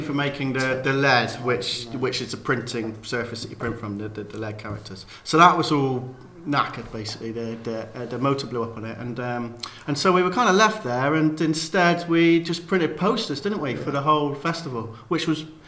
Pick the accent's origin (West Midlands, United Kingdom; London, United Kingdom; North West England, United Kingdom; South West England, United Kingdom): South West England, United Kingdom; Cheltenham; I'm from Cheltenham.